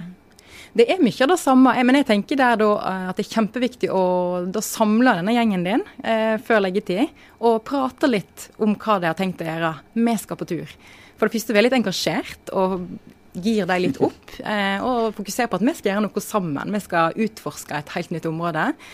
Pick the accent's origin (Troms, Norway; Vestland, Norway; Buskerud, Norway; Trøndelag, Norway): Vestland, Norway; Voss; now in Oslo, Norway; Jeg er fra Voss